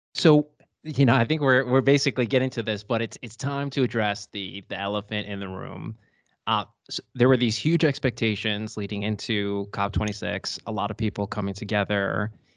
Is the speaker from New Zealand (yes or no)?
no; United States; now in Dusseldorf, Germany; I'm an American lawyer at Clifford Chance, Germany